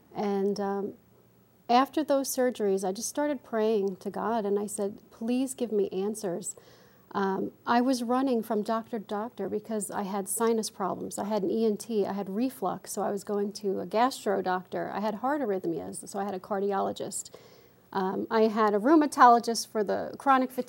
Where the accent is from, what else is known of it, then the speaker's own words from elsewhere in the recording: upstate New York, United States; also born or lived in Bronx, New York; We moved from the Bronx upstate into a house